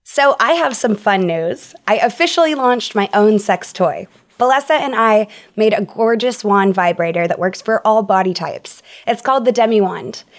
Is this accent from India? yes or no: no; Texas, United States; I grew up in Texas